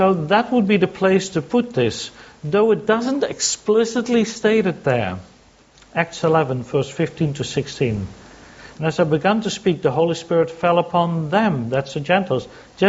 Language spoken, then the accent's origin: English; Sydney, New South Wales, Australia; I come from Sydney